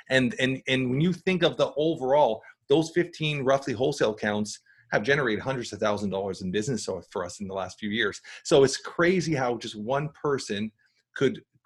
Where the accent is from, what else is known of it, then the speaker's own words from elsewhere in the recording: Canada; because he's Canadian, we're Canadian